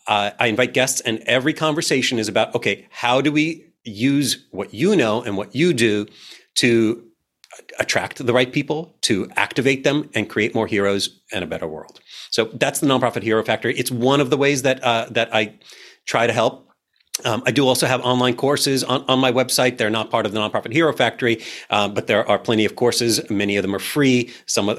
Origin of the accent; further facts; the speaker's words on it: New York, United States; I'm a New Yorker.